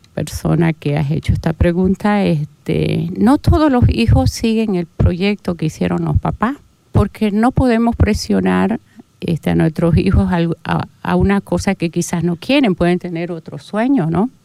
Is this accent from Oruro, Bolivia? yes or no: no; Portachuelo, Santa Cruz, Bolivia; moved away as an adult; now in Santa Cruz de la Sierra, Bolivia; mi pueblo donde nací